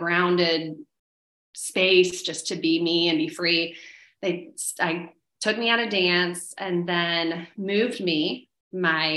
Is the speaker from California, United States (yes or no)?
no; Orlando, Florida, United States; also born or lived in Melbourne, Florida; I was born in Melbourne, Florida, but then grew up in Orlando for most of my life, like elementary, middle, high school